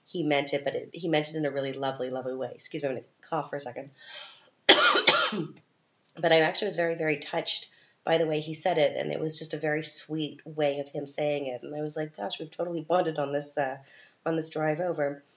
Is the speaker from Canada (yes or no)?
yes; Canada; moved away as an adult; now in Vienna, Austria; I'm from Canada